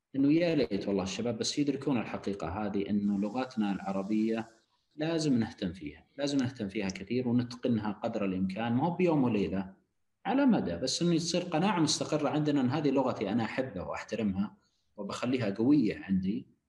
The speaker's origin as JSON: {"language": "Arabic", "country": "Saudi Arabia", "said": "لبلدنا المملكه العربيه السعوديه"}